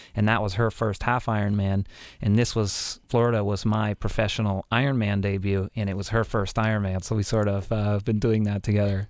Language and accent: English; Canada; even being a Canadian